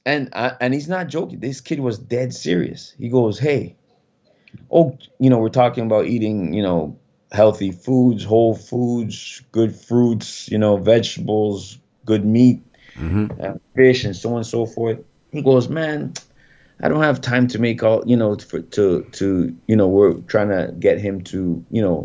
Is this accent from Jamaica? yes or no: yes; Jamaica; I'm Jamaican